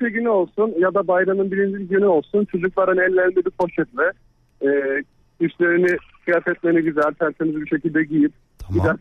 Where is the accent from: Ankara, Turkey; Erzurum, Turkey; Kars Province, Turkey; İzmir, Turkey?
Erzurum, Turkey; Özellikle memleketimden Erzurum'dan arkadaşlarıma, eş dost herkese çok selam söylüyorum burada.